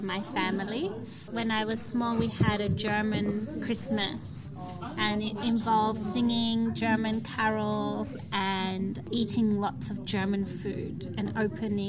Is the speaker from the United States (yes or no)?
no; Darwin, Northern Territory, Australia; now in Brisbane, Australia; I was born in Australia and I grew up in Darwin and now I live in Brisbane.